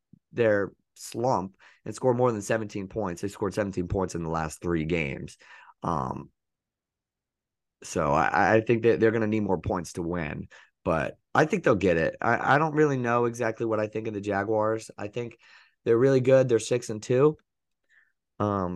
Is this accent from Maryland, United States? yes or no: no; Tampa, Florida, United States; my love for my hometown team. The Bucks